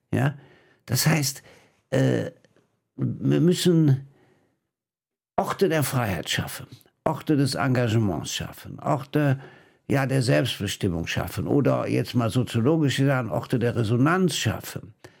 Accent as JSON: {"language": "German", "region": "Rhineland", "country": "Germany", "said": "als Rheinländer"}